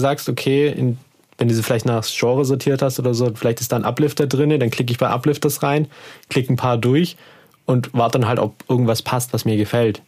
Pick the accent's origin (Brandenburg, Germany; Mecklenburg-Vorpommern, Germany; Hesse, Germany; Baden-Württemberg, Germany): Baden-Württemberg, Germany; Heidenheim an der Brenz; da wo ich herkomme, aus Heidenheim an der Brenz